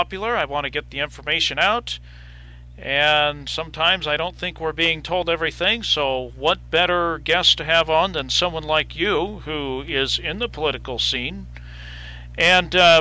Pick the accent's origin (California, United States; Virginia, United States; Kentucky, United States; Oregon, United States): Oregon, United States; Ontario; I am from Eastern Oregon